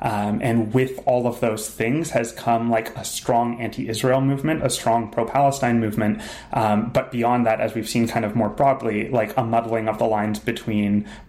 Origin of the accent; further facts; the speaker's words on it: Thornhill, Ontario, Canada; Grew up in Thornhill, Ontario.